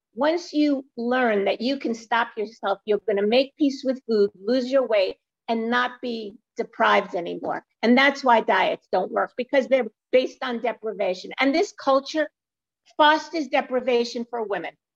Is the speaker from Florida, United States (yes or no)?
no; New York City, New York, United States; I live in New York City, not far from the Empire State Building, and I was born in Brooklyn